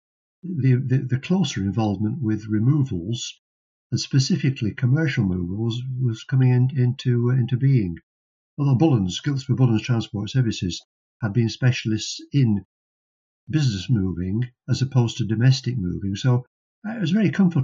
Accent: Preston, North West England, United Kingdom; based in Preston, which happened to be my hometown

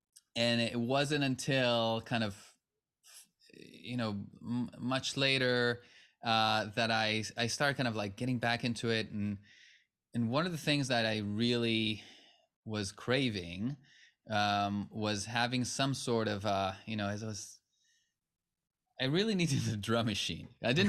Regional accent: Israel; English is a second language; now in United States; I'm originally from Israel, and I had some modest success there when I was still very much a teenager. And had an opportunity to come to the U.S. as a musician

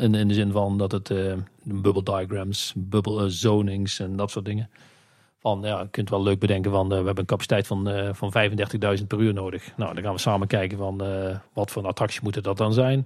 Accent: North Brabant, Netherlands; wij zijn natuurlijk heel slim als Brabanders

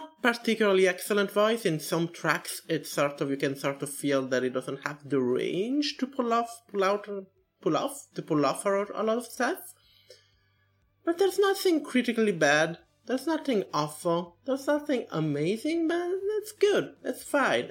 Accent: Italy; I'm from Italy

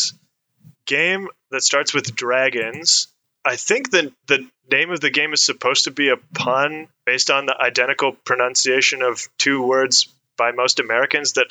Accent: Canada; I'm from Canada

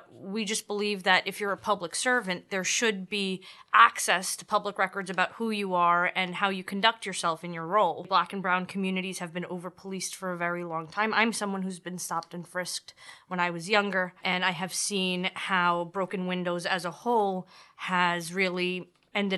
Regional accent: New York City, New York, United States; also born or lived in Elmhurst, Queens / Corona, Queens / East Elmhurst, Queens; I grew up in Astoria, Queens. I was born in Elmhurst.

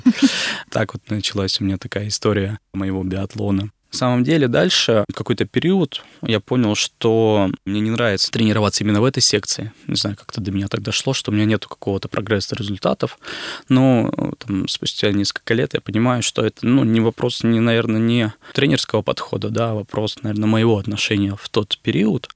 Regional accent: Izhevsk, Udmurtia, Russia; Я сам родом из Ижевска, из Удмуртской республики.

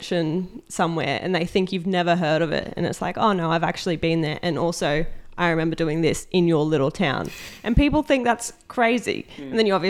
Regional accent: Townsville, Queensland, Australia; moved away as an adult; I'm from Townsville. Obviously, recently moved.

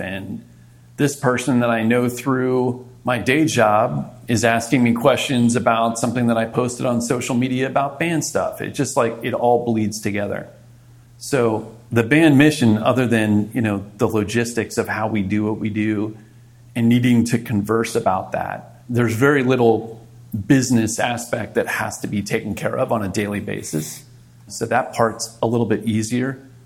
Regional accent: Montgomery County, Maryland, United States; moved away as an adult; also born or lived in Fort Benning, Georgia / Fort Bragg, North Carolina; now in New York City, United States; I grew up in Maryland

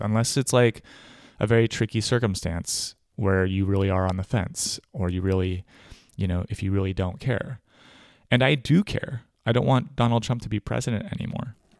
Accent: California, United States; also born or lived in New York / Brooklyn, New York; now in Germany; I was born in California, but I've voted for most of my life in New York State as a New Yorker, where I am still registered in Brooklyn. But I don't live there anymore. I live in Germany.

